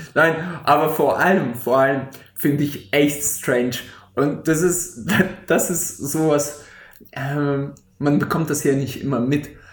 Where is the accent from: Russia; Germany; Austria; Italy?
Russia; Siberia; moved away; aus dem tiefsten Sibirien äh, äh, äh auf jeden Fall ein paar Fotos zu schicken, da wo ich geboren bin